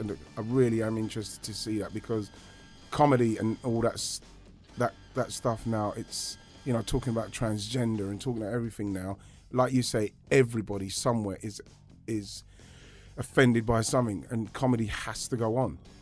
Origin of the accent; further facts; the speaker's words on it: London, United Kingdom; We grew up in Brockley, Southeast London